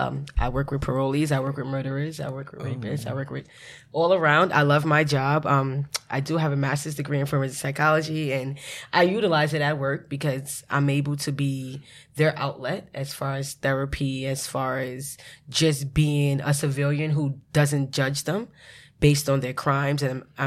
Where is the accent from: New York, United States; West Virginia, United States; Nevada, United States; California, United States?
New York, United States; New York City; also born or lived in Queens, New York; I'm 27. Hey. I reside in Queens. I was raised in Brooklyn. Yeah, I'm Brooklynite. Marcy Projects.